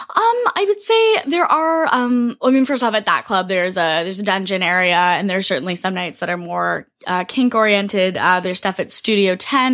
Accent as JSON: {"language": "English", "town": "Toronto", "region": "Ontario", "country": "Canada", "tie": "born or raised there", "said": "I'm from Toronto, then work is in Montreal, but I mostly live in Toronto."}